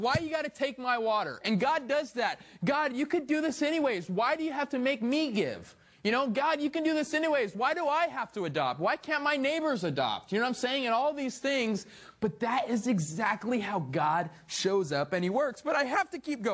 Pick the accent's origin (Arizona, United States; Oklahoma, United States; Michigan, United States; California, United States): Arizona, United States; I'm from Arizona. I don't know what rain is.